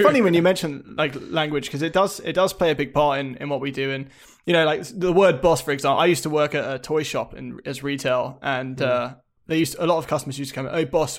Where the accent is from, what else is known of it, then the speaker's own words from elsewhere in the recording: England, United Kingdom; now in Toronto, Canada; growing up in England, it's 3 minutes away. There's a B road always nearby, you know.